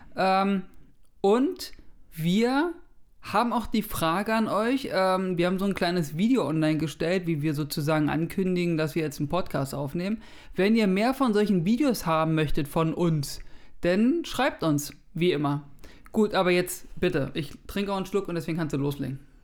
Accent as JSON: {"language": "German", "region": "Berlin", "country": "Germany", "said": "als Berliner. Ich bin ja nicht aus Hamburg"}